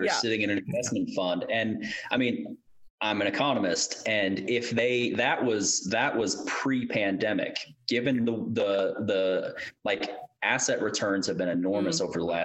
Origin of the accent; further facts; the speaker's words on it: Kentucky, United States; I grew up in Kentucky